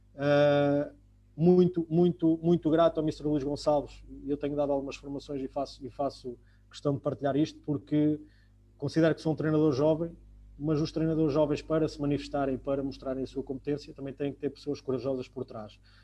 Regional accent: Coimbra, Centro, Portugal; o clube da minha cidade, de, de, Coimbra

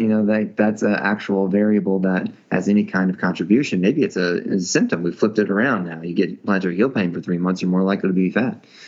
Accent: Indiana, United States; I was brought up in Indiana with very few difficult names to pronounce

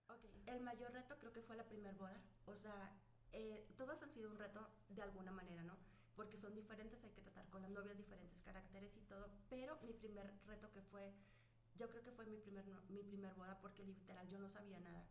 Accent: Chihuahua, Mexico; also born or lived in Monterrey / Torreón; yo soy de Alicia, Chihuahua

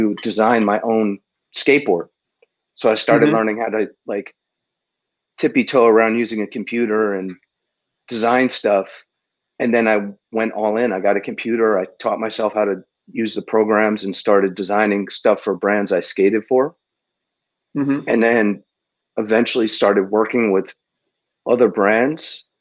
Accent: New Jersey, United States; moved away as an adult; also born or lived in Brooklyn, New York; now in Los Angeles, United States; I'm from New Jersey.

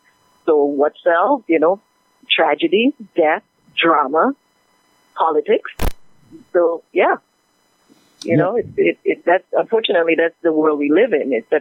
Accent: Dominica; I'm from Dominica

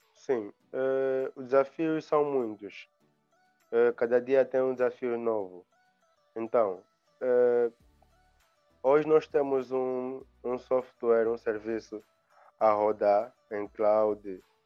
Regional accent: Angola; also born or lived in Luanda; sou angolano, vivo em Angola, também em Luanda

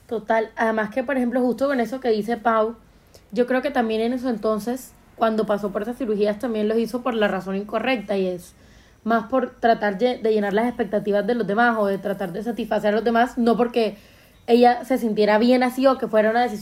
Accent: Colombia; Entonces yo creo que es lindo que uno apropiarse de esa etiqueta de Juan Madre, soy colombiano, y que la gente te recuerde porque le dejaste una huella linda

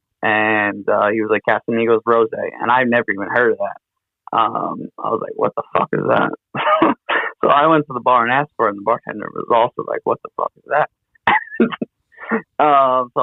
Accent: New York City, New York, United States; I'm from New York City

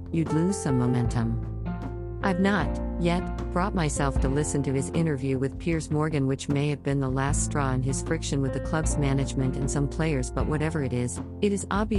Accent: Ghana; my home country

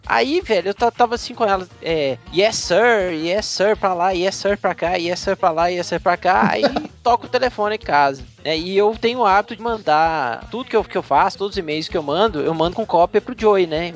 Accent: Belo Horizonte, Minas Gerais, Brazil; aqui na minha terrinha, em Belzonte, Minas Gerais

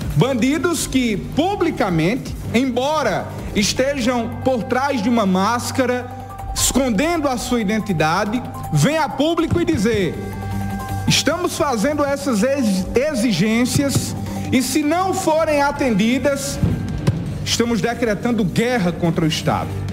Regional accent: Brazil; brasileiro que sou

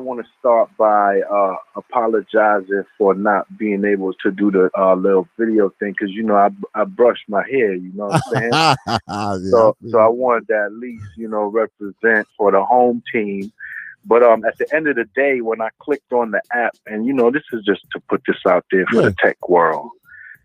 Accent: New York City, New York, United States; I'm from Brooklyn, New York. I grew up in Flatbush off of Church Avenue

